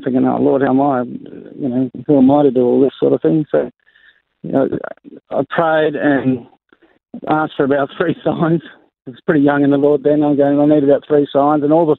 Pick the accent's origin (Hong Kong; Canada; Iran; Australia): Australia; the Riverland, on the Murray River, South Australia; moved away as an adult; also born or lived in Northern Territory; I was born in Wakeley in the Riverland on the Murray River. So we grew up there until I was about 21, and then we moved to the Northern Territory.